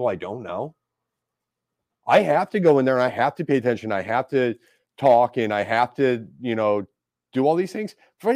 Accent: St. Louis, Missouri, United States; I grew up in South City. I didn't grow up out in the county

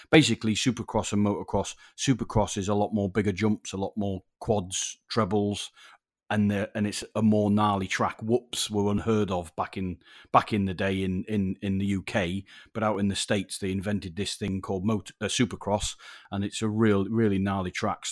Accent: Yorkshire and the Humber, United Kingdom; moved away; I'm a Yorkshire lad originally

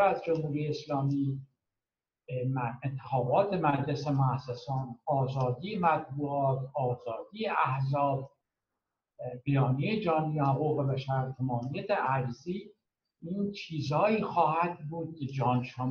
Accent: Iran; moved away as an adult; now in Europe; به عنوان یه ایرانی که هم در ایران عضو حزب ایران بوده و هم در اروپا از روزی که اومدم 1980

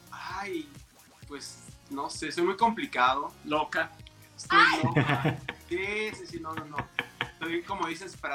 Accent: Mexico City, Mexico; Yo soy de, igual, Chilangote.

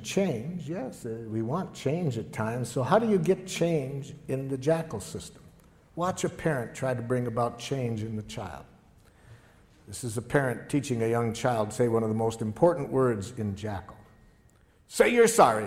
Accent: Detroit, Michigan, United States; I grew up in Detroit.

